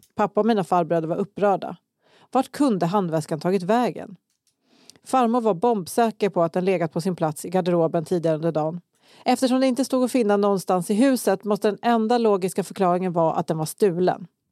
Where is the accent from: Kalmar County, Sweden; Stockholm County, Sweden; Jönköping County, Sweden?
Kalmar County, Sweden; Kalmar; jag växte upp i Kalmar också